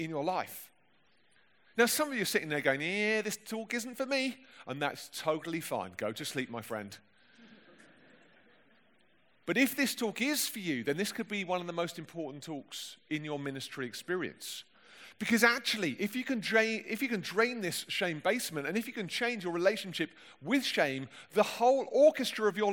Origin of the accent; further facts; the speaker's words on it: London, United Kingdom; accent: plummy London; my plummy London accent